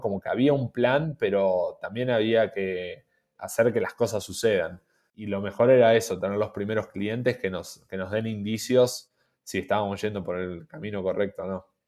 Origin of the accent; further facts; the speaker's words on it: Argentina; siendo argentinos